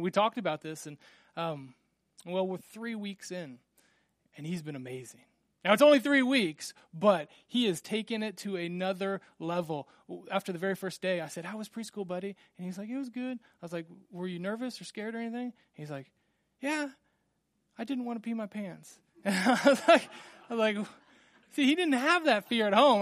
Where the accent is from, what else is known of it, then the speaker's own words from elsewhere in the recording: Randolph, Kansas, United States; growing up in Little Randolph, Kansas, we had twenty-three people in my class